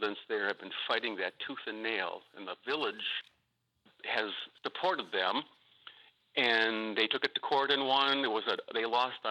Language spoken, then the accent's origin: English; Lisbon, Wisconsin, United States; the northern portion of Waukesha County, which includes Lisbon, my hometown